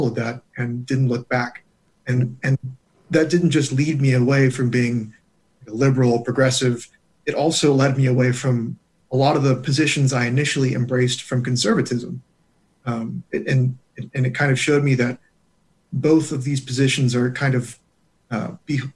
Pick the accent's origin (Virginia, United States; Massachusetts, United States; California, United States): California, United States; moved away; I was born and raised in California